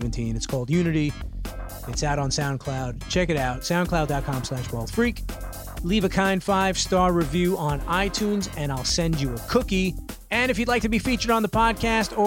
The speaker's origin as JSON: {"language": "English", "town": "New York City", "region": "New York", "country": "United States", "tie": "born or raised there", "said": "my hometown, specifically Bushwick"}